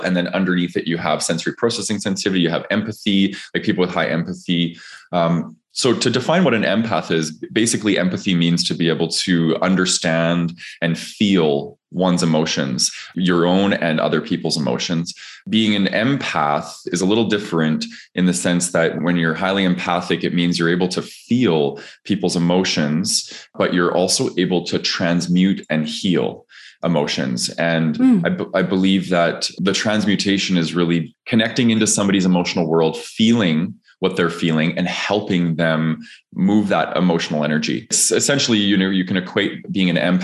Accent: Calgary, Alberta, Canada; I grew up in Calgary, Alberta, Canada

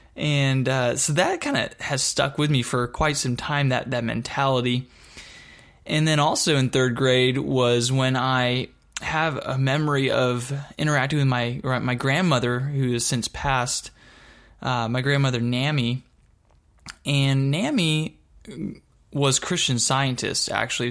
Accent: Dallas-Fort Worth area, Texas, United States; also born or lived in Michigan; I moved from Michigan back to Texas and, um, lived again in the Dallas-Fort Worth area really since that time. uh, from sixth grade on

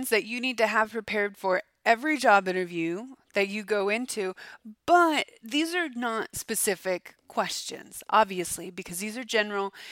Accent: Florida, United States; I'm from Florida, I guess. I mean, say an orange. I'm from Florida. I'm delicious.

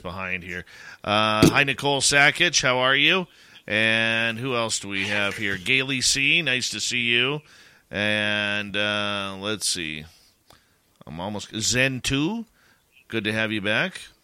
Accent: Canada; as a Canadian

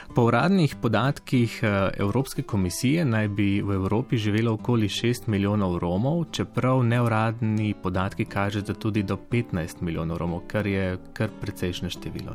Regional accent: Prekmurje, Mura, Slovenia; svojo regijo, odkudar prihajam iz Prekmurja

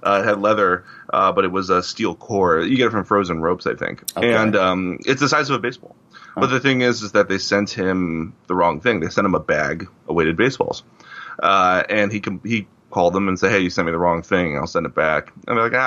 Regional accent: Cleveland, Ohio, United States; I grew up in Cleveland

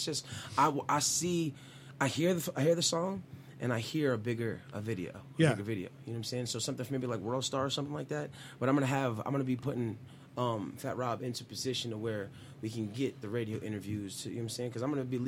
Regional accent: West Coast, United States; I was from the West Coast

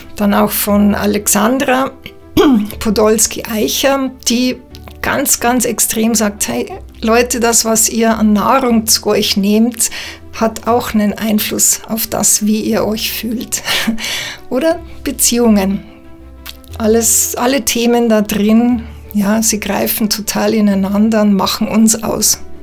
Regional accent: Bavaria, Germany; moved away as an adult; now in Switzerland; ich bin ähm, Schweizerin mit bayerischem Migrationshintergrund, lebe seit 20 Jahren in der Schweiz

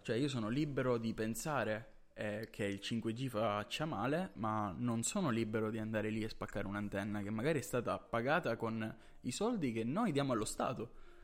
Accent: Catania, Sicily, Italy; noi siamo siciliani, ehm, eh, di Catania

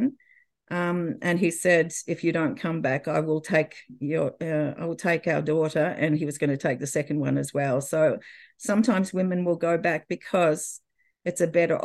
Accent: Australia; moved away as an adult; we were able to come back to Australia before the birth of my daughter. And that's when I was back in my home country

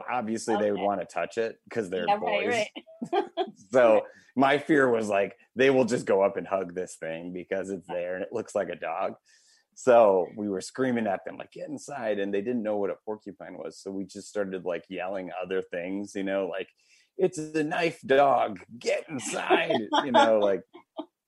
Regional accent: Wisconsin, United States; I'm from Wisconsin

